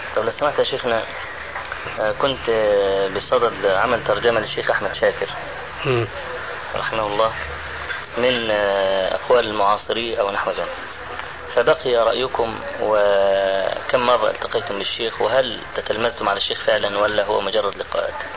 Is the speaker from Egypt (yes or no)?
yes; Egypt; عندنا في مصر